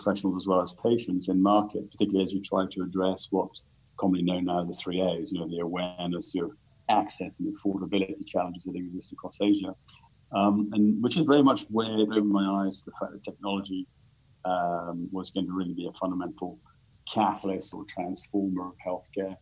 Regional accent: London, United Kingdom; moved away as an adult; also born or lived in Sydney, Australia / Tokyo, Japan / Switzerland; now in Singapore; I'm a Brit originally, so born in the UK, born in London.

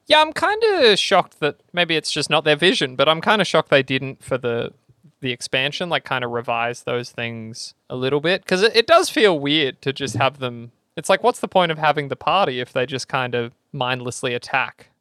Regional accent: Australia; fifty people from my hometown

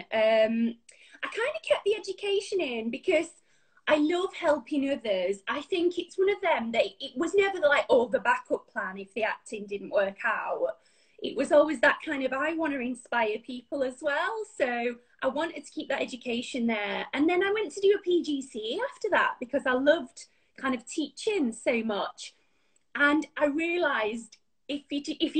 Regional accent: Pontefract, Yorkshire and the Humber, United Kingdom; accent: Yorkshire; moved away as an adult; also born or lived in Wakefield / Manchester; I'm a Ponty lass

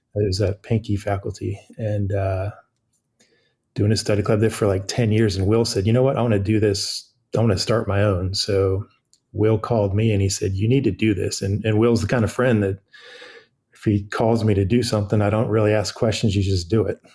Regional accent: California, United States; moved away as an adult; also born or lived in Chapel Hill, North Carolina; now in Wilmington, United States; I'm from California, born and raised

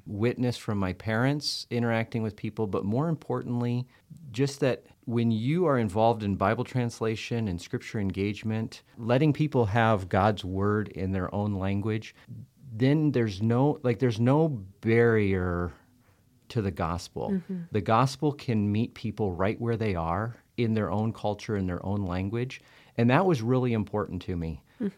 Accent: Liberia; After living, growing up in Liberia, you know, all the way through, well, junior high and high school, I say sort of, because I went to boarding school

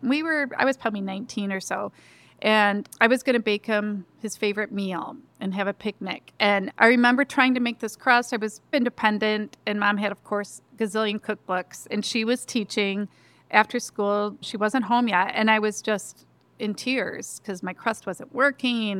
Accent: Lansing, Michigan, United States; also born or lived in DeWitt, Michigan; I grew up in Lansing, so just 15 minutes away.

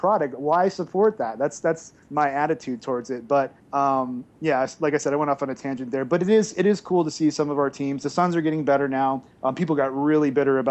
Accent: Arizona, United States; growing up in Arizona

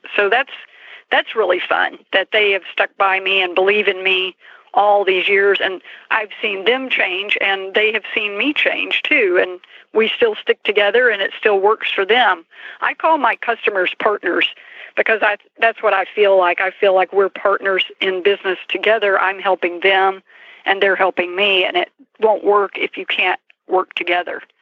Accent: Granbury, Texas, United States; I was raised in Texas

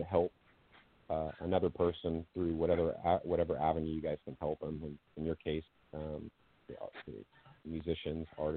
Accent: Sacramento, California, United States; born and raised in Sacramento, California

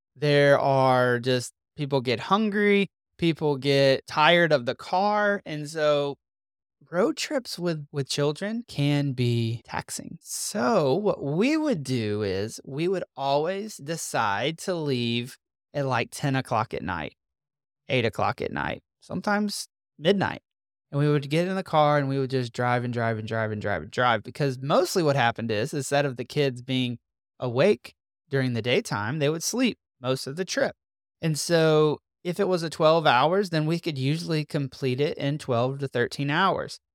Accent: Mississippi, United States; moved away as an adult; also born or lived in North Carolina; We are from Mississippi. All our family lives in Mississippi

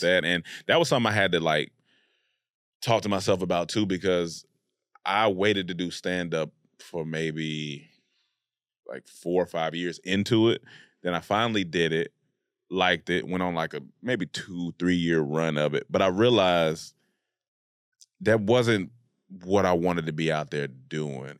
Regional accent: Raleigh-Durham area, North Carolina, United States; I was raised in North Carolina, Raleigh, Durham area of North Carolina

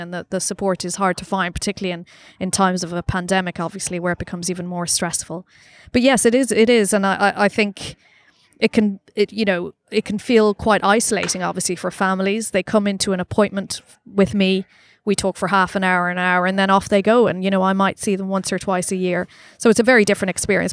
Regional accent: Ireland; accent: Irish; now in London, United Kingdom; I'm Irish, as you can probably tell

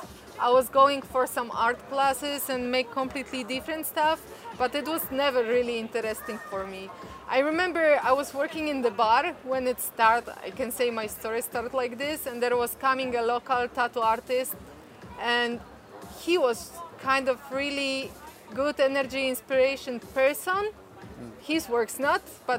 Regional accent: Poland; I'm from Poland.

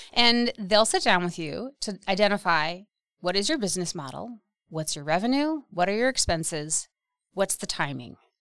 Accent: Wausau, Wisconsin, United States; I grew up in the Wausau area of Wisconsin

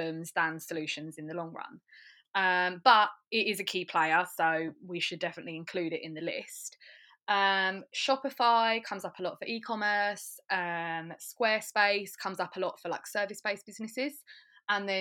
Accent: Braintree, East of England, United Kingdom; now in Colchester, United Kingdom; So I'm in Colchester, but I grew up in Braintree

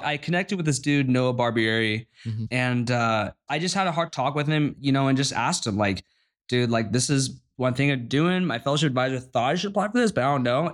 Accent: San Clemente, California, United States; moved away as an adult; now in Stanford, United States; from Southern California, I was born in San Clemente

